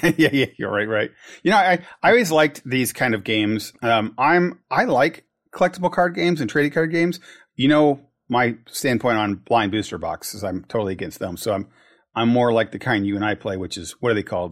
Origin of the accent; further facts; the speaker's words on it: United States; As an American